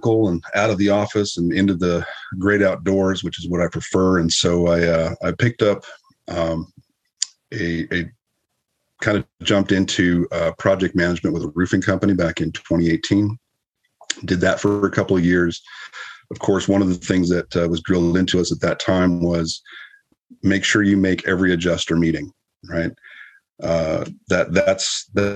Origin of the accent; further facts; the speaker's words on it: Southern California, United States; moved away as an adult; also born or lived in Winnipeg, Canada; now in San Antonio, United States; originally I'm from Canada, born in Winnipeg, and grew up in Southern California.